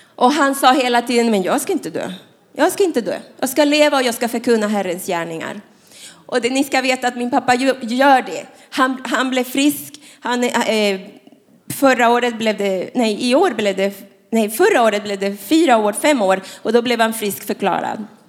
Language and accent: Swedish; Panama; Swedish is a second language; now in Sweden; jag är inte svensk, jag är från Panama